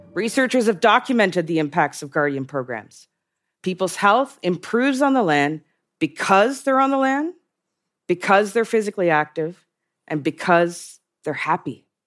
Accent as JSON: {"language": "English", "area": "Innu community of Mashteuiatsh", "region": "Quebec", "country": "Canada", "said": "I'm from the Innu community of Mistuyats, located in Pequagami, in the heart of what is now known as Quebec"}